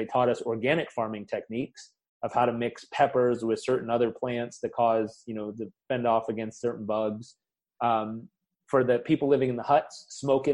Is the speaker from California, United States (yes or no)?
yes; Southern California, United States; I grew up in Southern California